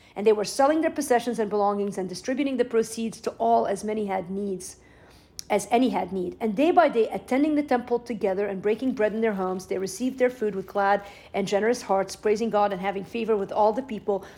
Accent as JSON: {"language": "English", "town": "Beirut", "region": "Beirut Governorate", "country": "Lebanon", "tie": "born or raised there", "moved": "yes", "lives_now": "United States", "said": "I grew up in West Beirut in the Civil War, at the height of the Civil War in Lebanon"}